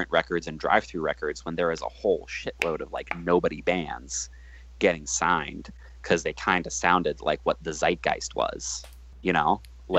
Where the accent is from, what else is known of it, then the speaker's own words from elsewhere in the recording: Michigan, United States; moved away; I'm from Michigan. I still have a ton of friends in Michigan.